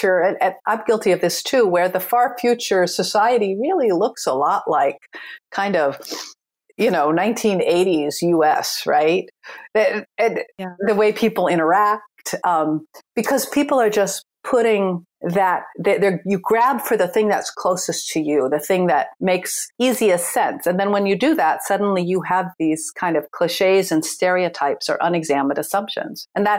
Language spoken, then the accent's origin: English; United States; I was born and raised in the United States